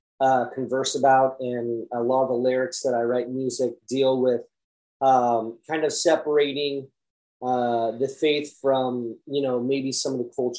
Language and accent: English; Vacaville, California, United States; I pretty much been up and down the West Coast my whole life, but I grew up in a town called Vacaville, California.